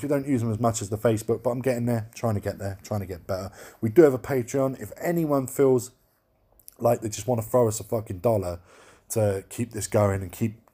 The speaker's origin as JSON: {"language": "English", "region": "London", "country": "United Kingdom", "said": "I am from London"}